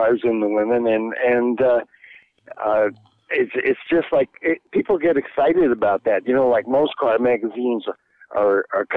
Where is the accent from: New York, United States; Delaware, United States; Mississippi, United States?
New York, United States; New York City; moved away as an adult; also born or lived in Wisconsin; I grew up in New York City, and I wanted to be a car designer